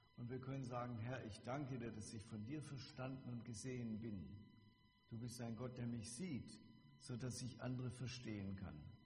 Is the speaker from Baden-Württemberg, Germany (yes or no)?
yes; Bebenhausen, Baden-Württemberg, Germany; Ich komme aus Bebenhausen, da gibt es auch ein Zisterzienserkloster